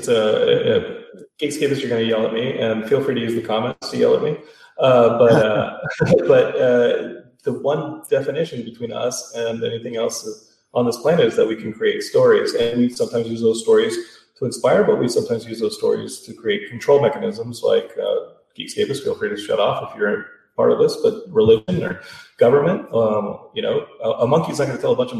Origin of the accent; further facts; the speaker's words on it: Austin, Texas, United States; I know that locally growing up in Austin, … being the biggest thing.